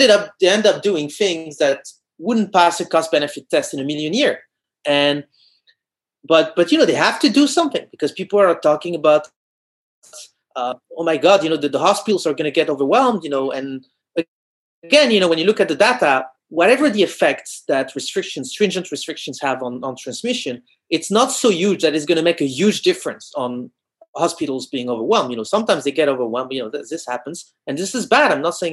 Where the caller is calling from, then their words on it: France; English is a second language; I'm talking from France, and here there's been for 2 months, there's been a curfew at 6 p.m.